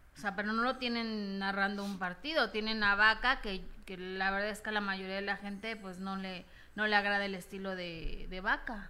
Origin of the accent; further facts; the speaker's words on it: Mexico; como mexicanos